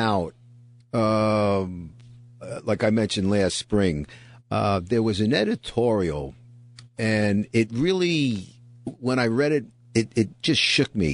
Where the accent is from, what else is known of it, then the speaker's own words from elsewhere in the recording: New York City, New York, United States; also born or lived in Bronx; born and bred in the Bronx, raised in Brooklyn